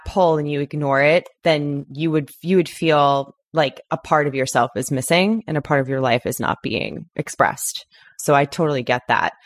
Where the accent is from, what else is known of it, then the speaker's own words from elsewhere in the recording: Long Island, New York, United States; now in Los Angeles, United States; I'm from Long Island